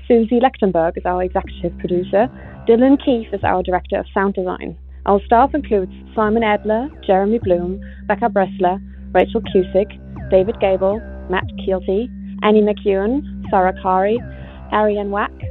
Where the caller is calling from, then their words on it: Bonn, North Rhine-Westphalia, Germany; I'm calling from Bonn, Germany.